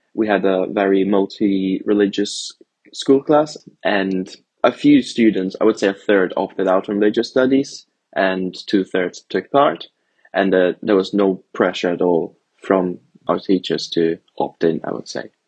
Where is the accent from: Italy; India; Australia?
Italy; Rome, Lazio; moved away; also born or lived in Germany; I grew up in Italy, in Rome, and my parents are Italian and German